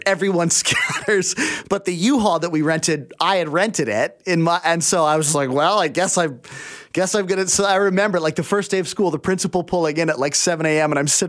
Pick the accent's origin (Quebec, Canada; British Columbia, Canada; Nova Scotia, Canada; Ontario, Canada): British Columbia, Canada; Abbotsford; I grew up in Abbotsford out in the valley.